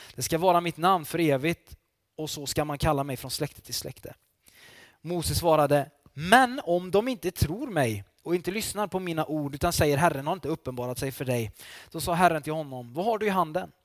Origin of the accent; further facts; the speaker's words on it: Falköping, Västra Götaland, Sweden; now in Varberg, Sweden; jag är ju västgöte från början kan jag säga också. Jag kommer från Falköping